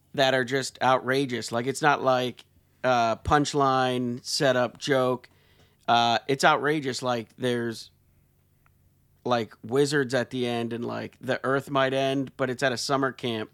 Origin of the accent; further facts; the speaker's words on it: Pennsylvania, United States; I grew up in Pennsylvania